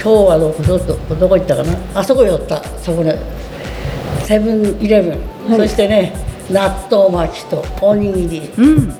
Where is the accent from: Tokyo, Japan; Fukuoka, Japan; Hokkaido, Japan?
Hokkaido, Japan; Rikubetsu; moved away; 86ですはい、ご出身地はえ出身地ああはい本当日本で一番寒い町ってことになってんね、陸別